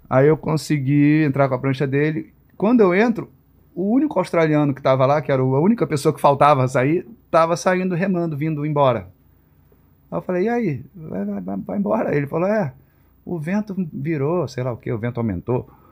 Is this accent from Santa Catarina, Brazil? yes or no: no; Rio de Janeiro, Brazil; Nasci no Rio, é, em Vila Isabel